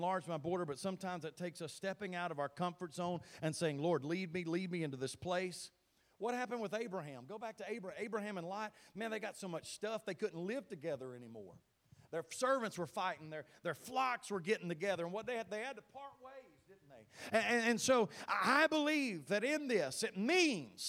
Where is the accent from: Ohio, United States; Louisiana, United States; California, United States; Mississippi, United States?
Mississippi, United States; Thorn; moved away as an adult; also born or lived in Tennessee / Illinois; I'm from Mississippi. Thorn's my home. Grew up there.